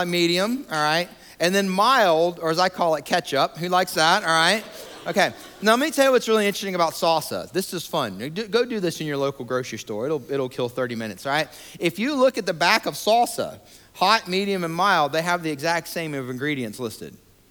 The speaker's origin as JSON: {"language": "English", "region": "Georgia", "country": "United States", "tie": "born or raised there", "also_born_or_lived": "Atlanta, Georgia / New York / Denver, Colorado / Montgomery, Alabama", "moved": "as an adult", "lives_now": "Raleigh-Durham, United States", "said": "I was born and raised in Georgia"}